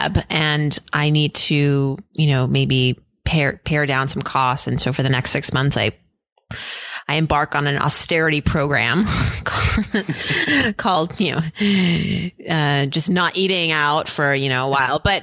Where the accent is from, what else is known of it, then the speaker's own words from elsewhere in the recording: Worcester, Massachusetts, United States; also born or lived in New England; I was born in Worcester